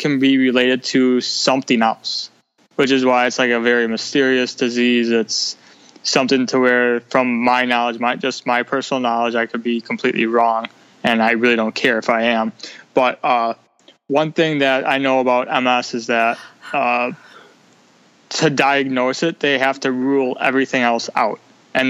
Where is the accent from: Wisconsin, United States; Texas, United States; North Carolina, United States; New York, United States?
Wisconsin, United States; Milwaukee; I'm from Milwaukee, Wisconsin